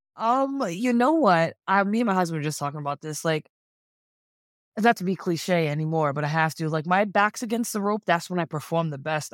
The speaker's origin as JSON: {"language": "English", "town": "Providence", "region": "Rhode Island", "country": "United States", "moved": "yes", "lives_now": "Philadelphia, United States", "said": "I currently live in Philadelphia, but I am originally from Providence, Rhode Island"}